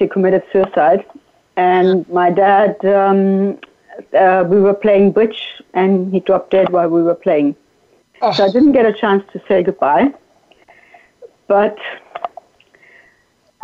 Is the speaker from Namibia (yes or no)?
yes; Namibia; English is a second language; moved away as an adult; also born or lived in Germany; I grew up in Namibia, and my parents passed away when I was quite young